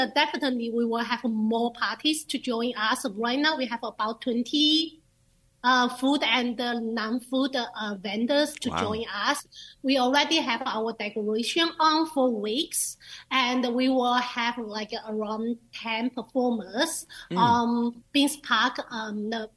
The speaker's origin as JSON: {"language": "English", "country": "China", "moved": "yes", "lives_now": "Lancaster, United States", "said": "I'm from China"}